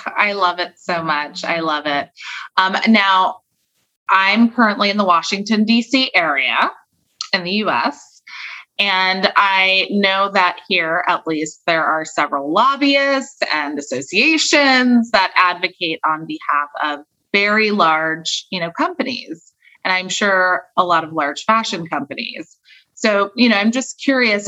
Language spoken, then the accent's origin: English; California, United States; I'm from California